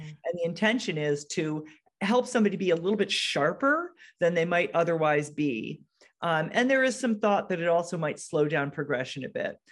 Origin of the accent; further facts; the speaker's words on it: Connecticut, United States; also born or lived in Seattle area; now in Seattle, United States; I'm from, I live in the Seattle area, but I'm from Connecticut.